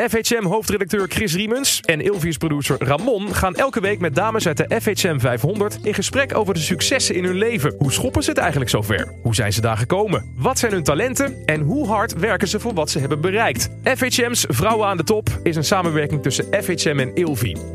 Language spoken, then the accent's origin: Dutch; Amsterdam, North Holland, Netherlands; born or raised there